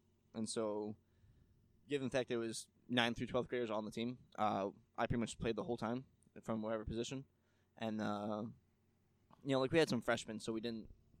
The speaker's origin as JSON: {"language": "English", "town": "Corfu", "region": "New York", "country": "United States", "tie": "born or raised there", "said": "I grew up out in Corfu, Darien Lake area."}